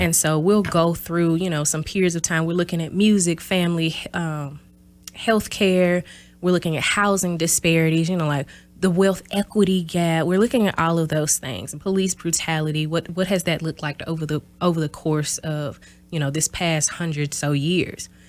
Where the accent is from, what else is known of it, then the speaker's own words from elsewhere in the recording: Mississippi, United States; moved away as an adult; also born or lived in Houston, Texas / Louisville, Kentucky; now in Oshkosh, United States; I'm originally from Mississippi, small town Bassville, Mississippi, in South, or South, S O U F